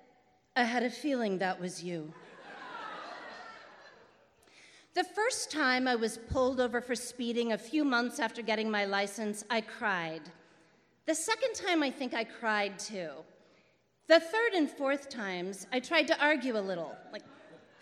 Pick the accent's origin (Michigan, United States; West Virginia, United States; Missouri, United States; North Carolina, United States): Missouri, United States; Crystal City; my hometown of Crystal City